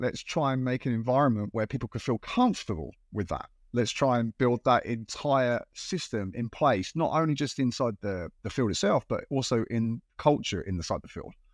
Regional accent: United Kingdom; moved away as an adult; now in Japan; I'm British uh, from the UK

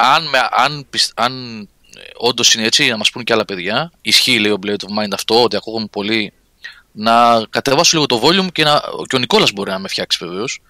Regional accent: Athens, Attica, Greece; του λέω από την Αθήνα

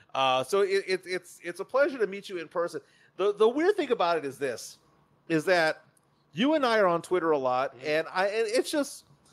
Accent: San Antonio, Texas, United States; I'm Texan, lived here my entire life. We'll get mad, but I grew up in my summers in California.

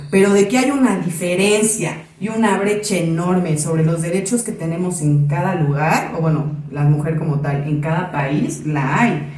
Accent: Mexico; las dos somos mexicanas

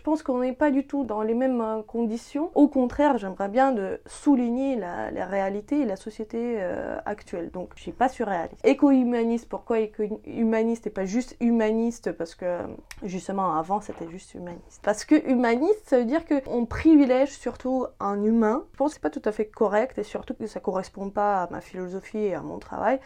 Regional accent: Dnipro, Dnipropetrovsk Oblast, Ukraine; moved away; mon enfance et de, de, mes origines. Hein, parce que je viens d'une ville industrielle ukrainienne qui s'appelle Dnipropetrovsk

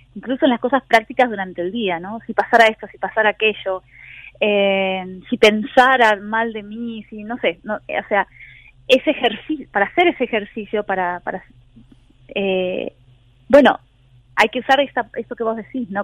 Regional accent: Argentina; now in Berlin, Germany; como argentina yo vengo de una tradición

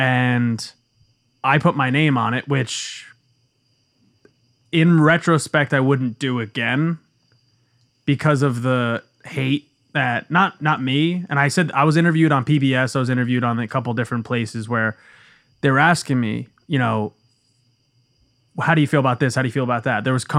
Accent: Bayonne, New Jersey, United States; born there; Bayonne. I was born in Bayonne.

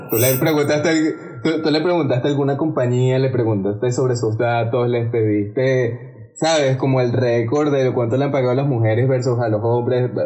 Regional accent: Venezuela; siendo venezolano yo

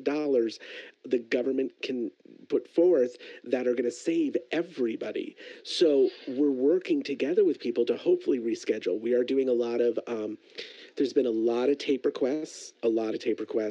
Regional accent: Florida, United States; moved away; I'm originally from Florida.

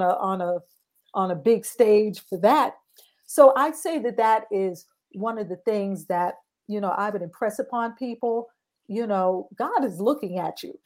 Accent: New York City, New York, United States; I'm in Brooklyn, New York. That is my hometown

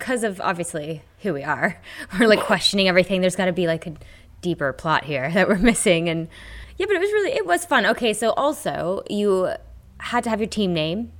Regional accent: United States; I'm American.

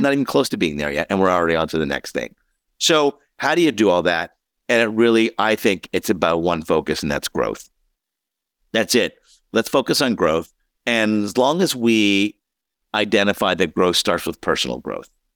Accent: Montreal, Quebec, Canada; I was born in Montreal, so I was a big Expos fan, a big, big Montreal Canadiens fan

